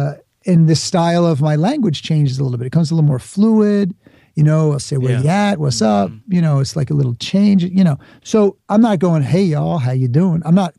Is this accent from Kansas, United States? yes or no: no; Bronx, New York, United States; You know, I grew up in the Bronx, but I'm not going to pretend I have an accent when I don't.